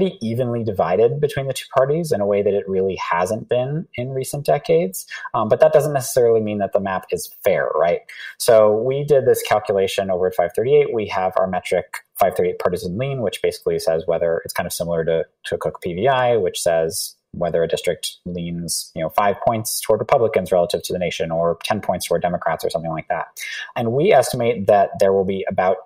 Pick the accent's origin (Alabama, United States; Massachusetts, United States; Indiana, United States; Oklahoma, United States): Massachusetts, United States; working for the Commonwealth of Massachusetts, my home state